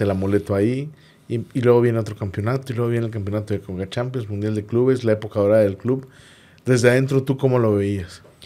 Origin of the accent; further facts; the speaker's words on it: Monterrey, Nuevo León, Mexico; uno como regio estaba orgulloso